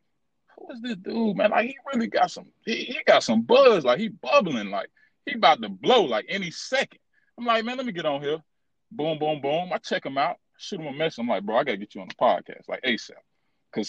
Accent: Charlotte, North Carolina, United States; I've been here my whole life

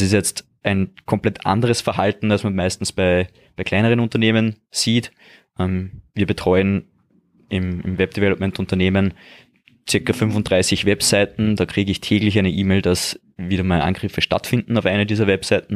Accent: Austria; bei uns in Österreich

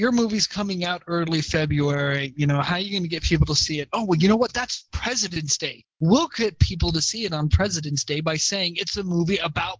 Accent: Southern California, United States; I grew up in Southern California.

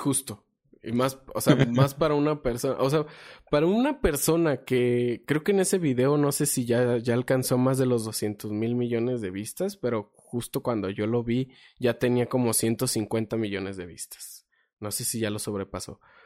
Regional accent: Mexico; yo soy mexicano

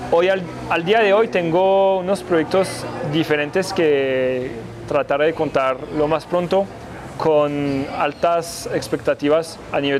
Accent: Colombia; yo sí amo ese país, que yo sí soy colombiano y francioqueño

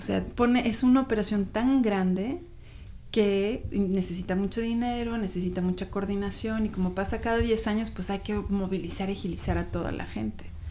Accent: Mexico City, Mexico; moved away as an adult; now in Seattle, United States; Yo soy chilanga, yo nací en la Ciudad de México y vine aquí a Seattle hace 20 años justo

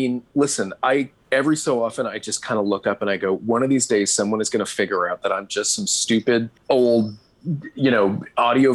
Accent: Atlantic Canada, Canada; also born or lived in Moncton, New Brunswick; I grew up in Atlantic Canada

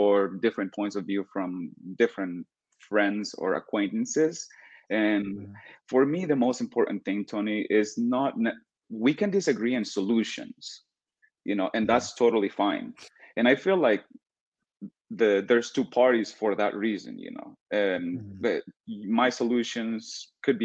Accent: El Salvador; moved away as an adult; now in United States; I'm from El Salvador. I moved to the United States 6 years ago.

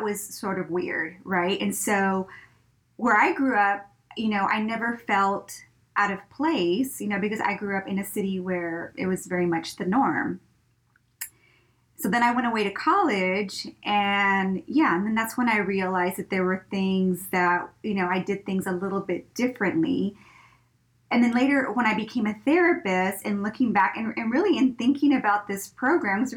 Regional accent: Brownsville, Texas, United States; I grew up in Brownsville, you know, which borders with Mexico, with Matamoros.

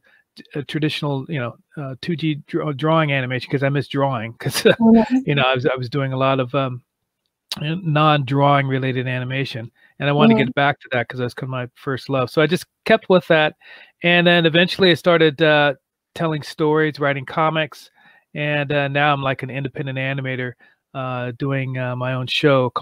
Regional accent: Malibu, California, United States; also born or lived in Santa Monica; I was born in Santa Monica and grew up in Malibu area.

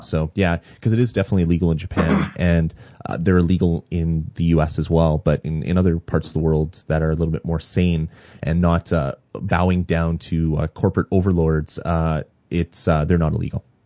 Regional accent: Canada; I'm Canadian

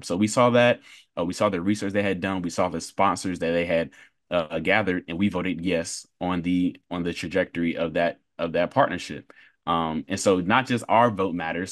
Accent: Durham, North Carolina, United States; I was born and raised in Durham, North Carolina

